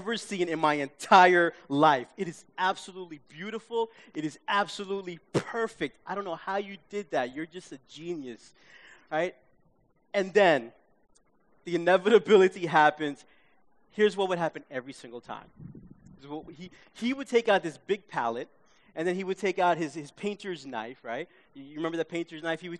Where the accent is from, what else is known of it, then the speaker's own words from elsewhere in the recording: New York City, New York, United States; growing up in my hometown of Queens, we watched PBS.